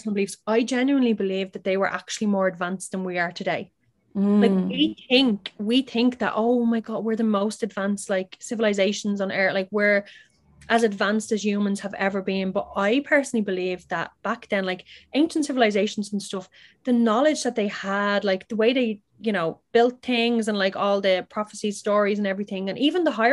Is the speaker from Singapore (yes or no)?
no; Ireland; accent: Irish; my Irish accent.